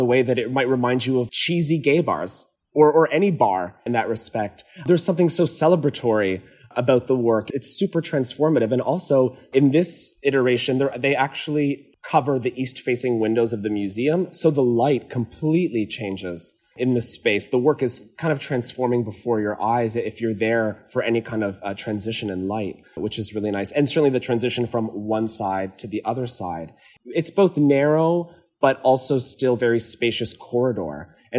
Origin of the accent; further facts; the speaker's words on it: Azores, Portugal; So I'm from the Azores in Portugal, and many homes still have their laundry outside in these kind of tanks